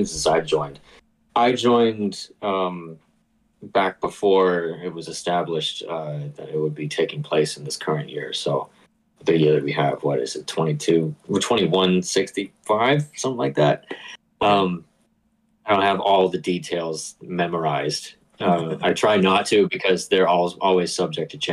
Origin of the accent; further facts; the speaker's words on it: Boston, Massachusetts, United States; I'm from the Boston area